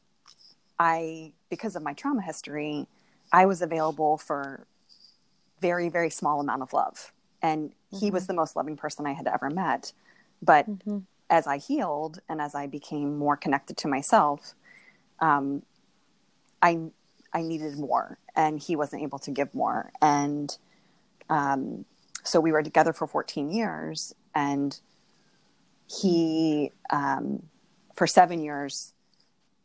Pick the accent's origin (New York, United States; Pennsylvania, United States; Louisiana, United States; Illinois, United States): Pennsylvania, United States; Moon Township; moved away as an adult; also born or lived in Uniontown, Pennsylvania; now in Silver Spring, United States; I grew up in Moon Township